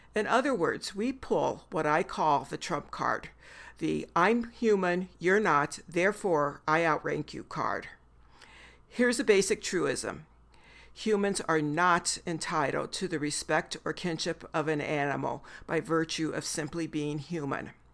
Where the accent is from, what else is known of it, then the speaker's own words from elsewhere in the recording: the Midwest of the United States, United States; now in Missoula, United States; I'm a white woman born and bred in the Midwest of the United States